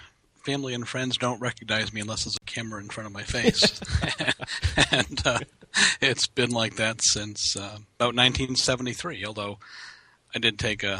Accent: Boston, Massachusetts, United States; And that's because I grew up in Boston. Hmm. Now, you know what the wildlife is like in Boston.

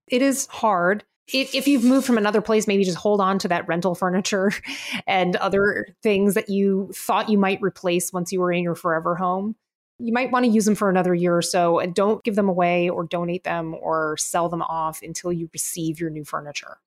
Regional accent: Miami, Florida, United States; I'm a Miami native

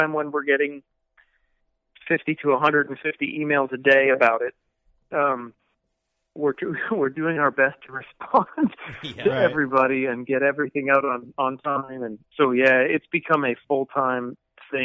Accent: Ottawa, Ontario, Canada; moved away as an adult; now in Nashville, United States; I'm actually originally from Ottawa. And I've lived in Nashville for 12 years

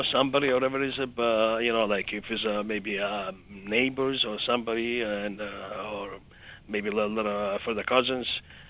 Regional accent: Montenegro; moved away; Well, since we're coming from Montenegro, former

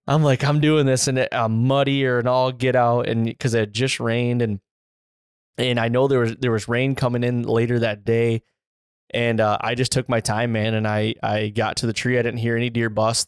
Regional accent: Michigan, United States; I grew up in Michigan

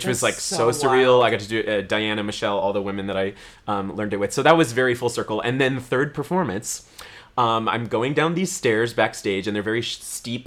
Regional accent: California, United States; moved away; my hometown in California

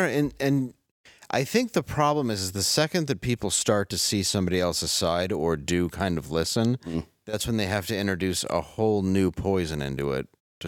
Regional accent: United States; We're also American

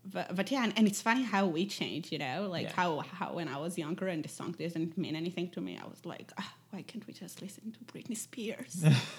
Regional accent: Israel; English is a second language; But when I grew up, I think all the way until 16, it was most

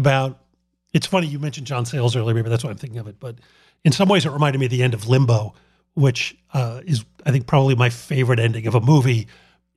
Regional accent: Philadelphia, Pennsylvania, United States; I grew up in Philadelphia under Mayor Frank Rizzo

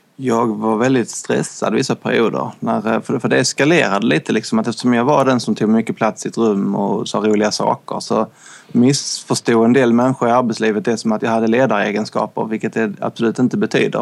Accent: northwestern Skåne, Sweden; Vi bodde i en lite, väldigt liten kustby i nordvästra Skåne. Det var typ fyra hus som jag minns det, när man var liten

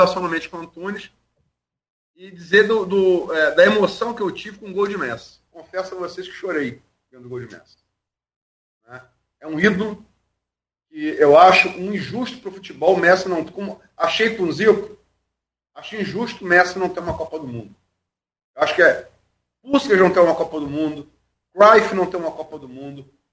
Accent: Brazil; Sou brasileiro

